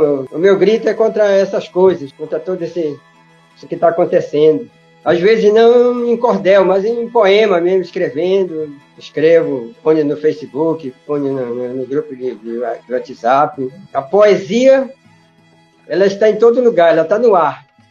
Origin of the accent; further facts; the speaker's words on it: Breves, Pará, Brazil; moved away; eu ia lá para minha cidade onde eu morava, né, que eu nasci lá em Breve